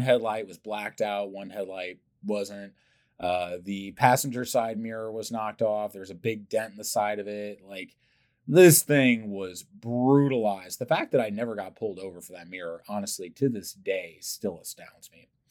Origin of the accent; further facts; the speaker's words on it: St. Louis, Missouri, United States; growing up, young public school kid here in St. Louis